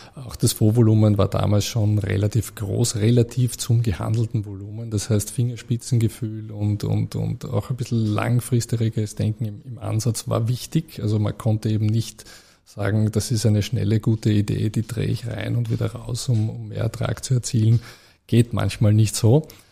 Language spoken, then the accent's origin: German; Vienna, Austria; moved away as an adult; also born or lived in Zurich; Äh, ich bin ja äh, Österreicher. Ich bin genau. in Wien geboren, in Wien ja. aufgewachsen.